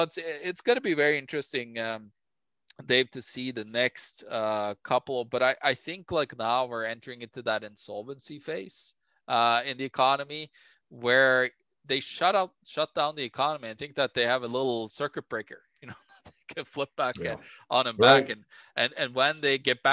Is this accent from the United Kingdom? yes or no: no; Norway; moved away; my home country Norway